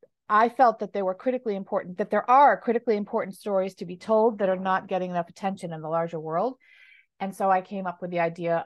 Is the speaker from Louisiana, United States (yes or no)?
no; New York City, New York, United States; moved away; I'm born in the States of Irish and American origin. I was born and raised in New York City